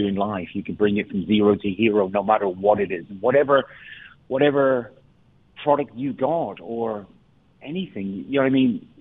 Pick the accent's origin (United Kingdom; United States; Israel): United Kingdom; England; I'm English